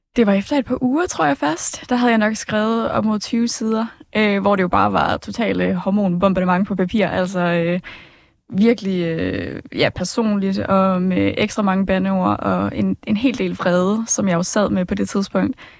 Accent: Smørum, Capital Region of Denmark, Denmark; jeg kommer fra Smørmag

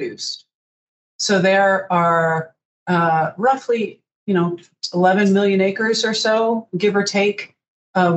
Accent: D.C., District of Columbia, United States; moved away as an adult; also born or lived in Missoula, Montana; I grew up outside of Washington, D.C. And when I was 22, got in a little car and drove to Missoula, Montana, and never looked back

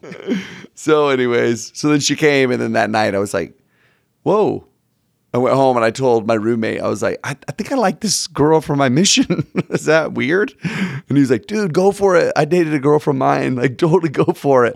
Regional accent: Sugar Land, Texas, United States; moved away as an adult; now in Utah, United States; I grew up in, uh, Houston, right outside of Houston

